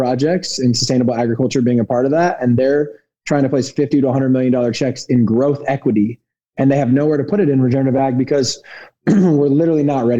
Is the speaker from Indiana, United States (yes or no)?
yes; Indianapolis, Indiana, United States; I'm from Indianapolis, Indiana. I grew up in the land of, you know, monocrop corn and soy.